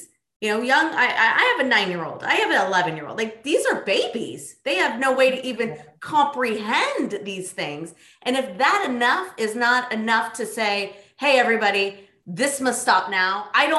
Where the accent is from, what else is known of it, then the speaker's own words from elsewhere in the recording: Thousand Oaks, California, United States; I grew up in Thousand Oaks